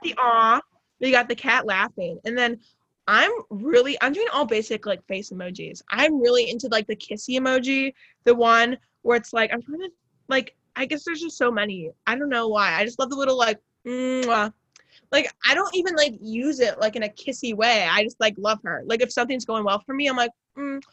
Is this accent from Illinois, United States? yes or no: yes; suburbs of Chicago, Illinois, United States; I say I'm from Chicago, but really I'm like a 40 BNSF train ride from Chicago.